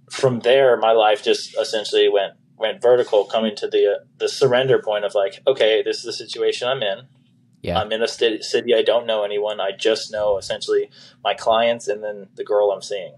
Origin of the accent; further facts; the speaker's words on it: Folsom, California, United States; now in Las Vegas, United States; I was originally from Folsom, El Dorado Hills, California. I currently reside here in Las Vegas, Sin City, Nevada.